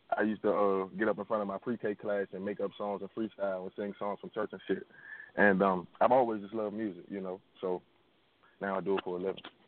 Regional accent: Washington, District of Columbia, United States; I'm from, I'm from Washington D.C. and the northeast region, a little part of town called River Terrace

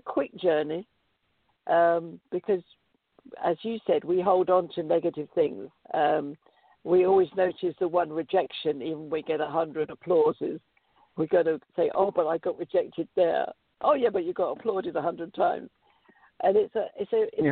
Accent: United Kingdom; moved away as an adult; now in United States; because I'm British, I have a corporation in the UK

